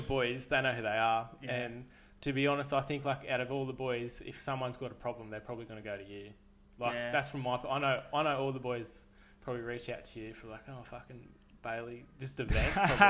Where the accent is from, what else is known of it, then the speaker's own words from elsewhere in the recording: Kempsey, New South Wales, Australia; moved away as an adult; now in Gold Coast, Australia; grew up in Kempsey, had a good childhood, had the best childhood you'd ask for, pretty much, with all the boys.